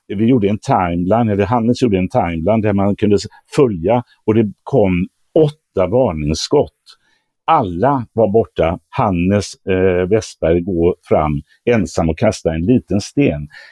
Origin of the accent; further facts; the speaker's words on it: Gothenburg, Västra Götaland, Sweden; min hemstad